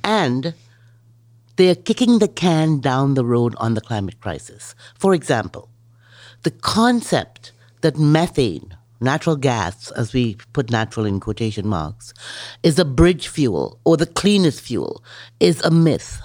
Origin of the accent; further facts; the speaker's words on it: Miami, Florida, United States; also born or lived in Trinidad; Miami, my hometown